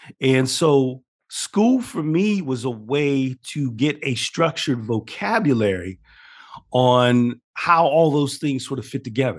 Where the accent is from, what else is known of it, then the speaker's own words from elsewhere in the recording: Steubenville, Ohio, United States; So I grew up in a pretty small town. I grew up in the Midwest in a town called Steubenville, Ohio. It is actually on the border, for context for people. This town is on the border of Ohio, Pennsylvania, and West Virginia.